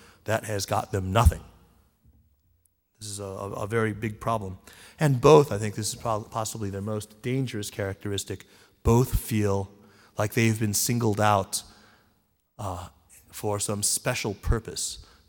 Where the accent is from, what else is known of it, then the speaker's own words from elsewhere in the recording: United States; I'm a Chinese and I'm an American, and I feel sort of a very strong bicultural identity.